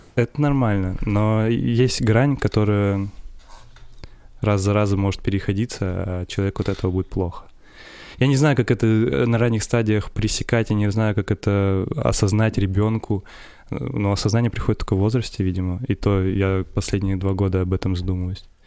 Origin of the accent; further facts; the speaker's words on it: Perm, Perm Krai, Russia; also born or lived in Chusovoy, Russia; меня родители перевезли из маленького города э, в детстве, когда мне было 7 лет, в Пермь